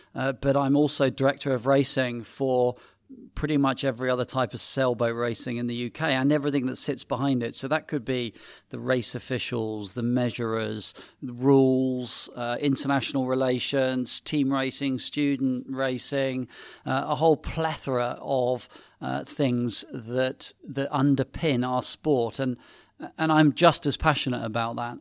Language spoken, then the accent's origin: English; Sevenoaks, South East England, United Kingdom; also born or lived in Paris; I grew up in Seven Oaks in Kent, near a little gravel pit.